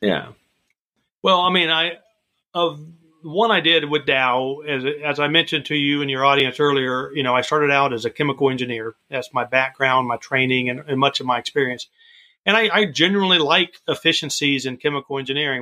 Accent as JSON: {"language": "English", "region": "Florida", "country": "United States", "tie": "born or raised there", "said": "growing up in Florida, um, I would walk to the beaches out there"}